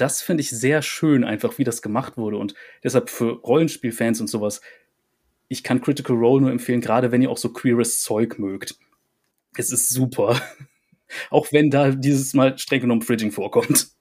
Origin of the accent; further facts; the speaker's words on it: Rhineland, Germany; für mich als Rheinländer